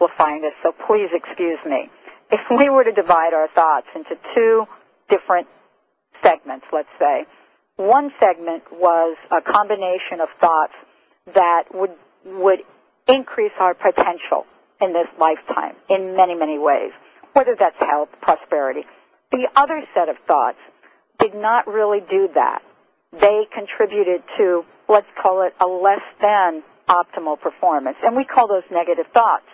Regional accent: New York, United States; I'm from New York, too

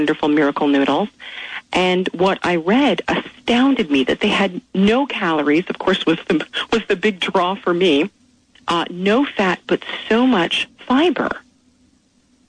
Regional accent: Canada; moved away as an adult; also born or lived in Philadelphia; now in United States

